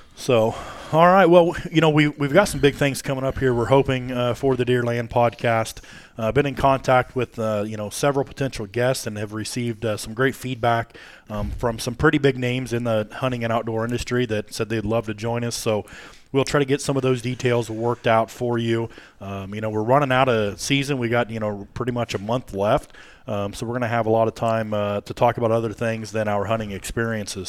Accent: Warsaw, Illinois, United States; moved away; being born and raised in Warsaw myself

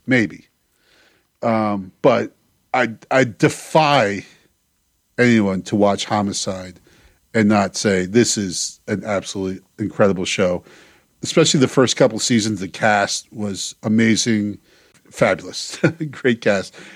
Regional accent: Baltimore, Maryland, United States; my hometown here

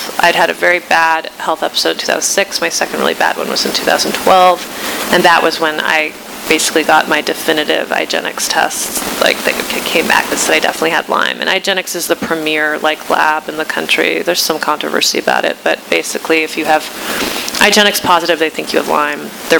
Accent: Iran; now in United States; when I found my home country rather unsurprisingly on the list of six countries that have been designated problems according to this administration

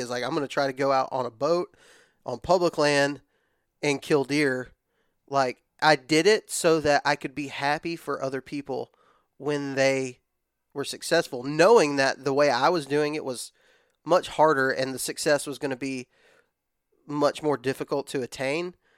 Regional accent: West Texas, United States; moved away as an adult; also born or lived in Georgia; now in Alabama, United States; born and raised in West Texas. Um, I moved to Alabama whenever I was eighteen.

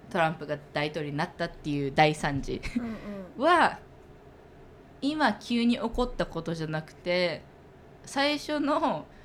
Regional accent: United States; 私が高校生の時に政治の授業を受けててで私アメリカで育ってるけどアメリカ人ではな

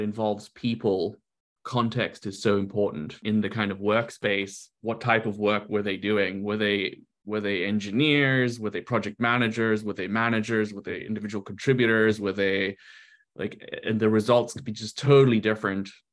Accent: South Africa; moved away as an adult; also born or lived in Brazil / London, United Kingdom / Spain / New York, United States; now in Seattle, United States; I was born in Brazil lived earlier part of my life there, and uh, and then went to South Africa, uh, went through school in South Africa to university there

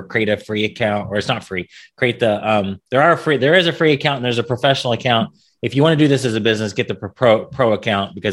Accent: Indiana, United States; now in Texas, United States; I'm from Indiana

